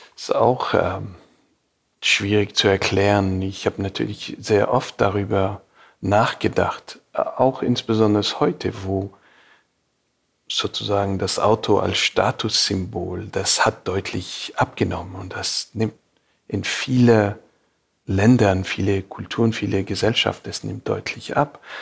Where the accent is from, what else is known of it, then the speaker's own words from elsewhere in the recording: Montreal, Quebec, Canada; German is a second language; moved away as an adult; also born or lived in Beirut, Lebanon / Munich, Germany / California, United States; Montreal ist definitiv so mein Heimatstadt